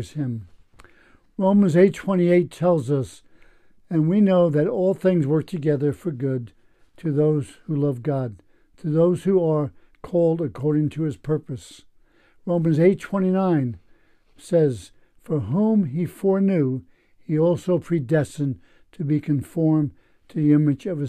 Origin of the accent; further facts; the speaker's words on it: Newark, New Jersey, United States; moved away as an adult; also born or lived in Kansas City, Missouri; now in Pennsylvania, United States; I was born in Kansas City, Missouri, raised in Newark, New Jersey, ministering in Pennsylvania since 1979